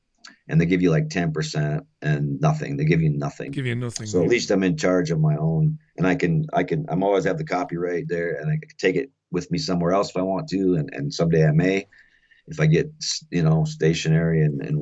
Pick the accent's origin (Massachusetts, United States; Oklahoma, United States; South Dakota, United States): South Dakota, United States; It's my home state, but I grew up the east side of the river, more of the eastern part of the state.